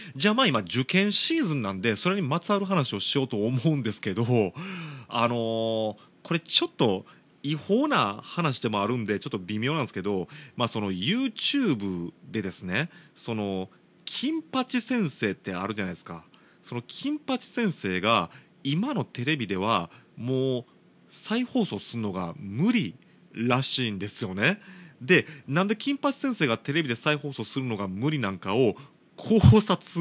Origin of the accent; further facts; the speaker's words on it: Shiga, Japan; 僕の地元滋賀県滋賀町って